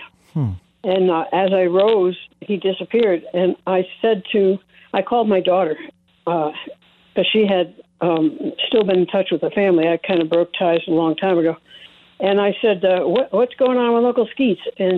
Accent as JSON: {"language": "English", "town": "Naples", "region": "Campania", "country": "Italy", "moved": "yes", "lives_now": "Taos, United States", "said": "I'm Italian from Naples"}